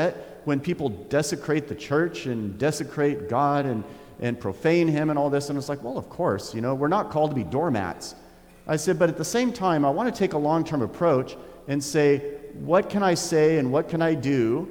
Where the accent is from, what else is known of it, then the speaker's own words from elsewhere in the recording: Oregon, United States; I'm from Oregon, but I have to let you know, I love Oregon, and I love Oregonians. I've been here almost all my life.